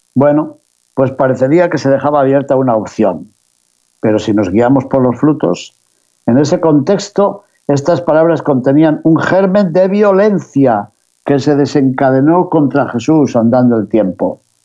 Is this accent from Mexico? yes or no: no; León, Castile and León, Spain; desde la ciudad de León, mi ciudad natal en España